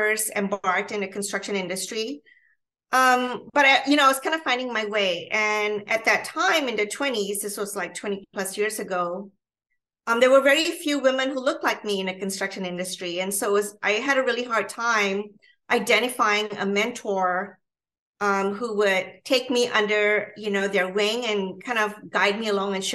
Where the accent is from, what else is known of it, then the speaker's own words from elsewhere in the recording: Malaysia; now in United States; I was born and raised in Malaysia, in Southeast Asia.